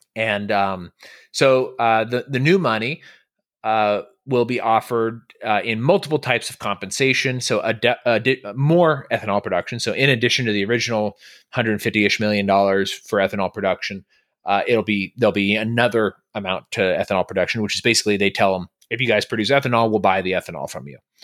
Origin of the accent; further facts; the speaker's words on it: California, United States; now in Texas, United States; I'm from California